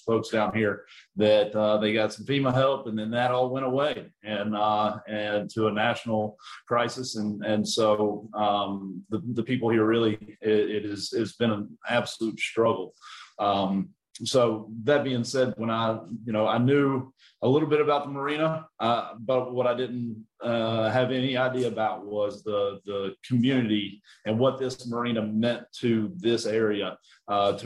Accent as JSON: {"language": "English", "region": "North Carolina mountains", "country": "United States", "also_born_or_lived": "Charleston, South Carolina", "moved": "as an adult", "lives_now": "Florida Panhandle, United States", "said": "I'm originally from North Carolina in the mountains, moved to the coast of South Carolina in Charleston in 2008"}